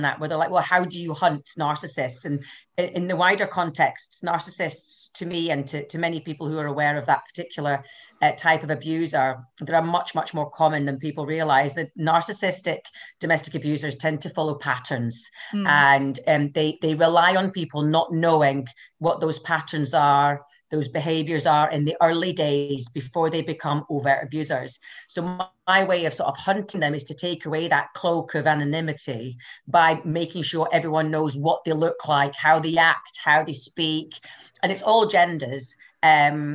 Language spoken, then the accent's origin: English; Highlands and Islands, Scotland, United Kingdom; accent: Scottish; moved away as an adult; now in Glasgow, United Kingdom; I'm actually from the Highlands and Islands up north. So I'm from somewhere where we didn't even have a hairdresser or a cash machine until the late 90s. So proper Highland lassie